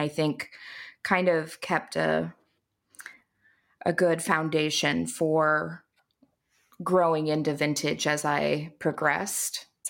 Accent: Appalachia, United States; And then also a big part of growing up in Lower Appalachia was fiber arts and craft were really big there.

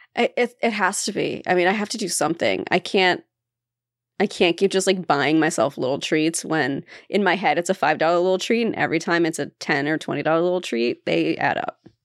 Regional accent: Appalachia, United States; we grew up near Appalachia

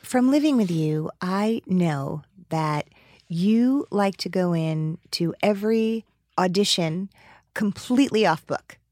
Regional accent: New Jersey, United States; I grew up in New Jersey

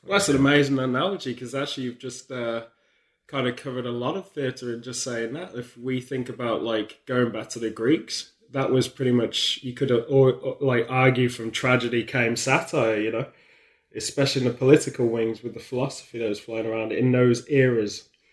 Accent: near Stratford-upon-Avon, West Midlands, United Kingdom; growing up near Stratford upon Avon for me as a kid

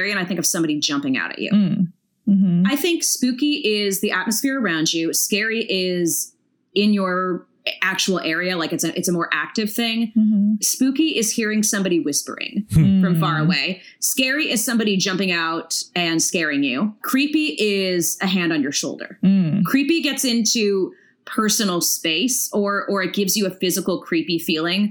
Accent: hometown on El Camino Real, California, United States; my hometown or you take the freeway through my hometown, you'll see one of the bells from, you know, El Camino Real

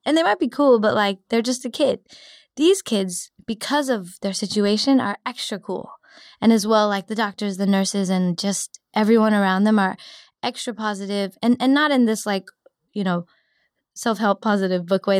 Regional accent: Cupertino, California, United States; also born or lived in San Diego; now in San Francisco, United States; I grew up in Cupertino, so I, I decided to come back.

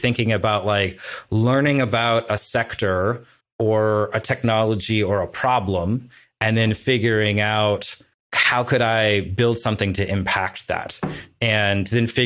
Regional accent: Portland, United States; my hometown Portland

